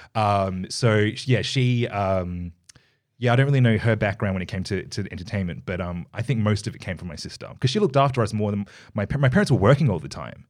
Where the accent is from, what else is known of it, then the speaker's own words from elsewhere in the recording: Perth, Western Australia, Australia; I was born here, in Perth. I was born in Subi